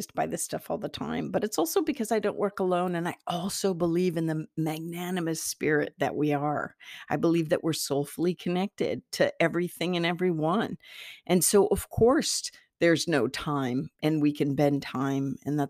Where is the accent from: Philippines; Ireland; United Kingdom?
Ireland; Take it with a grain of salt. I'm Irish. Take it with a grain of salt.